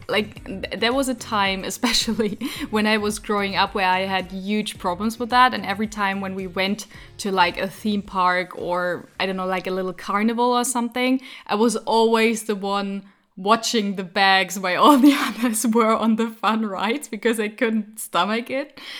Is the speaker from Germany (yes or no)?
yes; Frankfurt, Hesse, Germany; English is a second language; I'm from Frankfurt. in Germany.